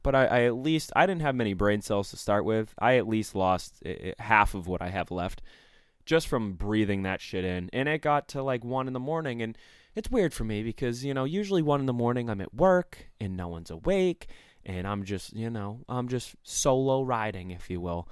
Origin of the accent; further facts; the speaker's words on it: Maine, United States; I'm from Maine, too.